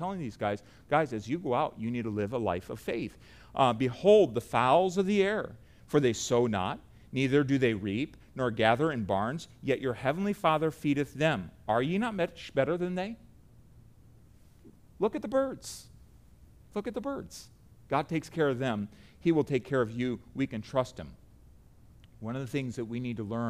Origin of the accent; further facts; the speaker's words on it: United States; I say that as an American